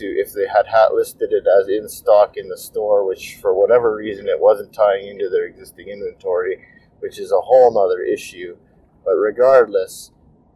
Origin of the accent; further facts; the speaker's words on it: Canada; I'm Canadian